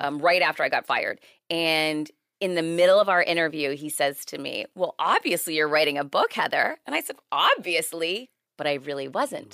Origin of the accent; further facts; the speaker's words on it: Worcester, Massachusetts, United States; now in Miami, United States; I'm originally from Worcester, Mass. I live in Miami now